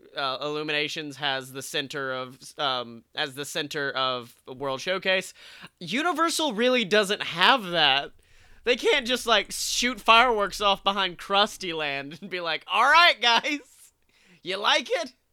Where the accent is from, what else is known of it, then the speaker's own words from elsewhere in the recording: Alabama, United States; moved away; I was still a young buck from Alabama.